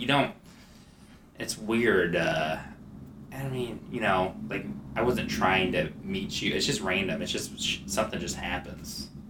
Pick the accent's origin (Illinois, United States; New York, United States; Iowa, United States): Iowa, United States; now in Los Angeles, United States; we're from Iowa, out in L.A.